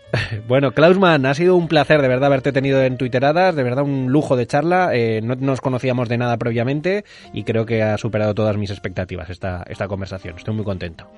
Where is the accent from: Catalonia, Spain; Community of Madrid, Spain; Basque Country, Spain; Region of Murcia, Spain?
Community of Madrid, Spain; Madrid; now in Mallorca, Spain; soy un madrileño viviendo en Mallorca